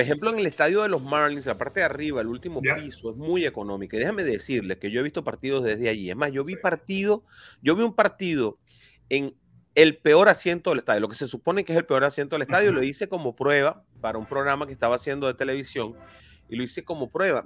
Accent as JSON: {"language": "Spanish", "country": "Venezuela", "moved": "yes", "lives_now": "Miami, United States", "said": "yo soy venezolano"}